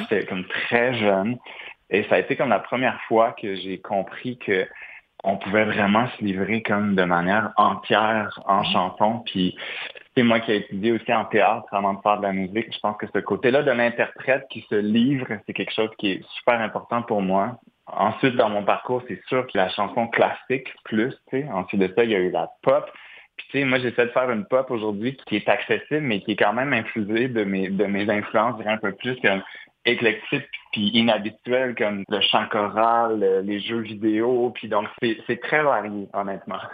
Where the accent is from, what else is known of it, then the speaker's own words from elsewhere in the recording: Montreal, Quebec, Canada; en tant que Montréalais